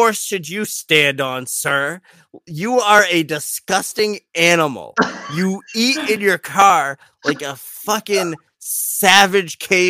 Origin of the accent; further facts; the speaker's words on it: Massachusetts, United States; also born or lived in Florida; I am from Massachusetts, which is very much not southern. I spent half my life in Florida, which is very southern, so I have a lot of southern roots.